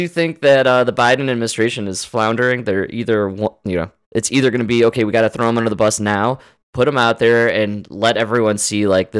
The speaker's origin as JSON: {"language": "English", "country": "United States", "said": "we're American"}